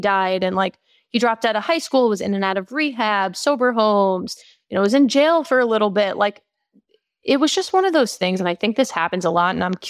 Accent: New York, United States; So I grew up in Long Island in New York with my mom, my dad, and my brother.

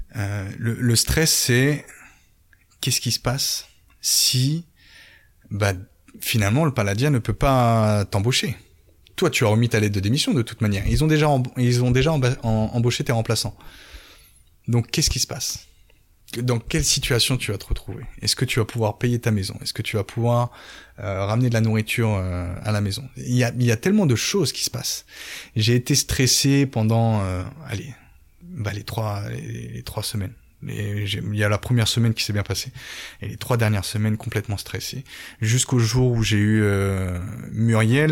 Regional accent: Évreux, Normandy, France; moved away as an adult; also born or lived in Paris suburbs / Florida, United States; now in Toulouse, France; Je suis un Parisien qui a grandi en banlieue. Euh, mes parents m'ont vite emmené sorti de Paris pour aller à Évreux, en Caen. Du coup, où j'ai fait mes études

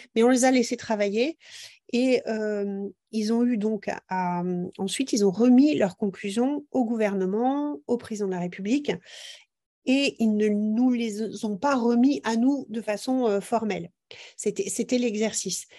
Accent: Brittany, France; chez nous en Bretagne

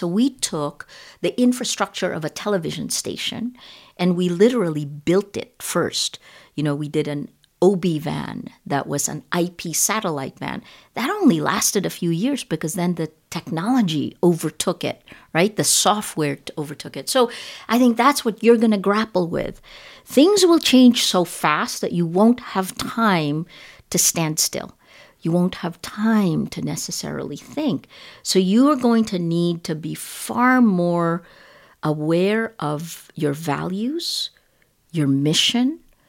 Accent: United States; So I'm Filipino-American. You know, it's funny, when I'm with Filipinos, I feel very American. And when I'm with Americans, I feel most Filipino.

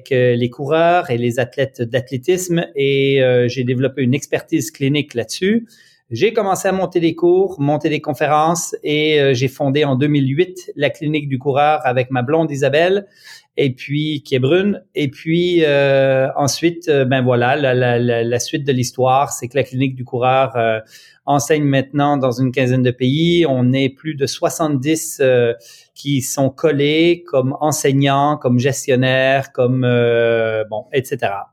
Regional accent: Lac Saint-Jean, Quebec, Canada; also born or lived in Franches-Montagnes, Switzerland; je suis né en Suisse il y a bien longtemps, immigré au Lac Saint-Jean, une région du Québec, Canada, euh, au nord euh, de Québec, à peu près deux heures. Et j'ai grandi sur une ferme là-bas euh, à partir de mes dix ans

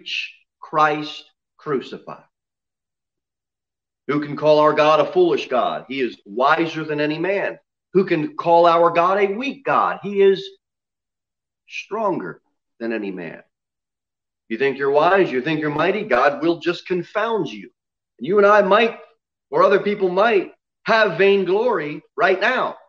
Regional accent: the South, United States; I'm from the South

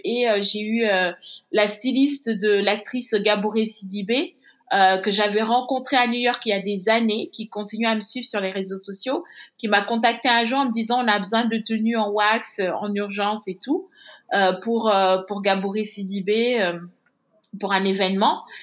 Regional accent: Senegal; moved away as an adult; also born or lived in Douai, France; moi je suis née au Sénégal, j'ai grandi au Sénégal, mais mes parents sont d'origine béninoise

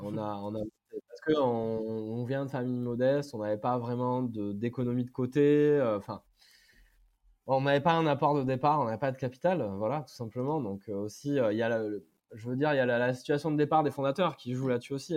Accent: Brive-la-Gaillarde, Nouvelle-Aquitaine, France; je suis même de Brive-la-Gaillarde

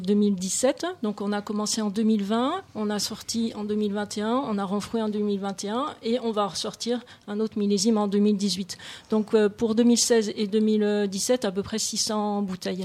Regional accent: Beaune, Bourgogne-Franche-Comté, France; moved away; je suis née à Beaune

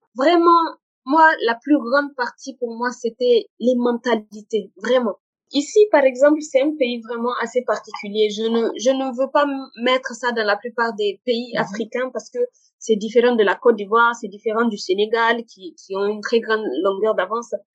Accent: Niger; moved away as an adult; also born or lived in Morocco; je suis nigérienne, je suis euh, fière de, de mon pays

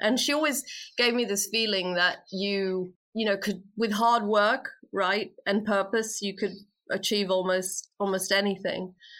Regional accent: India; also born or lived in Philippines; And I was born in India and was raised, so early life, very much in India and the Philippines.

